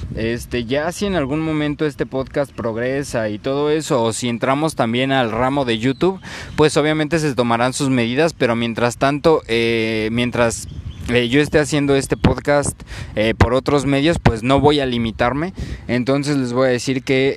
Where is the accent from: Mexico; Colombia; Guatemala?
Mexico